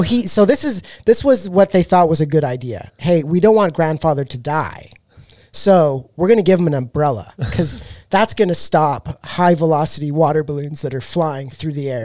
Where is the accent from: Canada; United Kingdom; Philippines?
Canada; now in Texas, United States; I'm from Canada